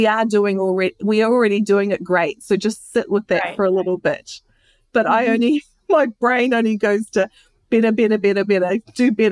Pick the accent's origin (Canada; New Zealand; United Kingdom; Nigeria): New Zealand; now in United States; I'm from New Zealand.